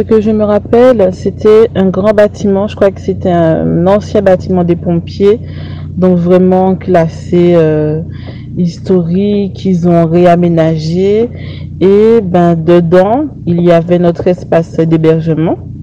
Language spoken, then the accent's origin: French; Le Lamentin, Martinique; Je viens du Lamantin, en Martinique, plus précisément de Place d'Armes